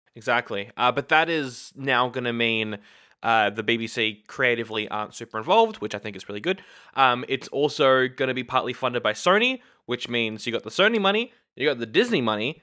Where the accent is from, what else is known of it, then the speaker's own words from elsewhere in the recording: Australia; We are Aussie nerds